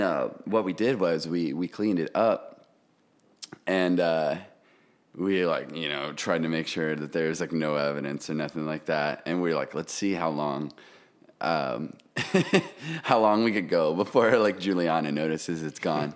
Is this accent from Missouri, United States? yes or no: yes; Kansas City, Missouri, United States; moved away as an adult; also born or lived in Oregon; now in Nashville, United States; I'm originally from Missouri, Kansas City